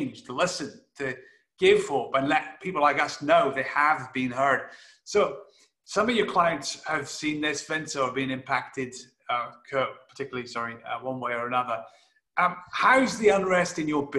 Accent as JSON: {"language": "English", "region": "Scotland", "country": "United Kingdom", "said": "as a European and as a Scotsman"}